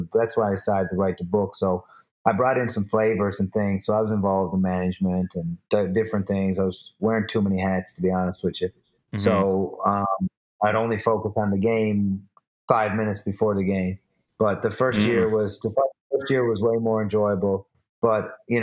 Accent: Newfoundland and Labrador, Canada; I'm Canadian, I'm Newfoundlander

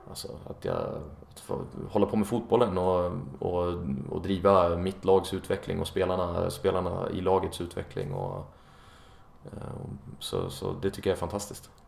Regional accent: Enköping, Uppsala County, Sweden; moved away as an adult; also born or lived in Stockholm; now in Copenhagen, Denmark; när jag bodde hemma i, i Enköping där jag kommer ifrån.

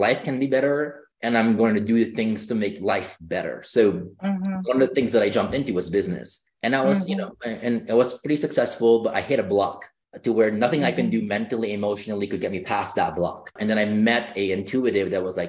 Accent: Philippines; moved away; growing up, I grew up in the Philippines

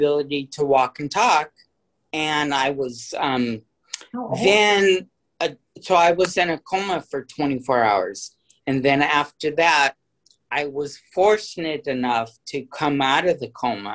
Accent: Hawaii, United States; also born or lived in San Francisco; I was born in San Francisco, but my parents divorced when I was really young, so I was raised in Hawaii

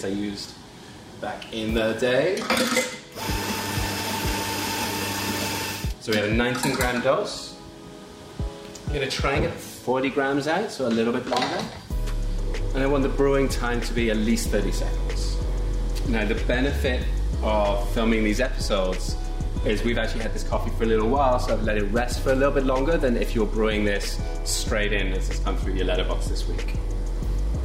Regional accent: South West England, United Kingdom; moved away; originally. I'm from the southwest.

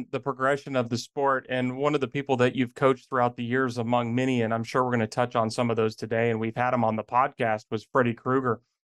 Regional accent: South Central, United States; especially as a kid growing up in the South Central region.

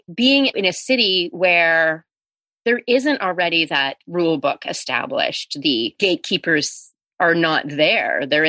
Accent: Calgary, Alberta, Canada; My dad doesn't live in Calgary anymore, but born and raised in Calgary.

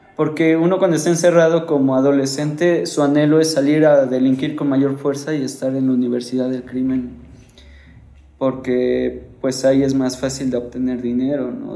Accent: Mexico; como buen mexicano machista

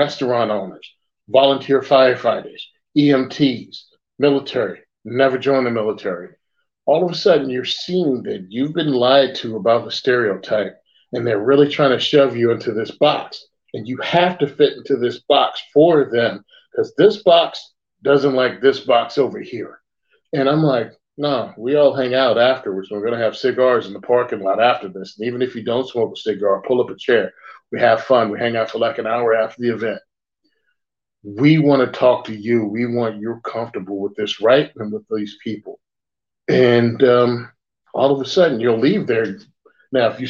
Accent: rural Virginia, United States; moved away; where I came from, I come from Virginia, rural Virginia initially

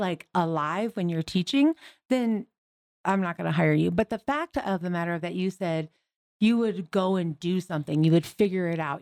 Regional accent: Michigan, United States; moved away; I'm originally from Michigan

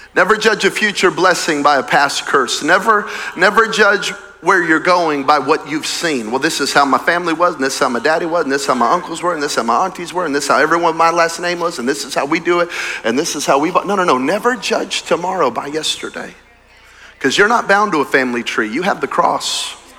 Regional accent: Belen, New Mexico, United States; moved away; I'm from Belen, New Mexico. Belen, Belen, Belen, Belen. There are more people on this campus right now, just this one, than in my hometown.

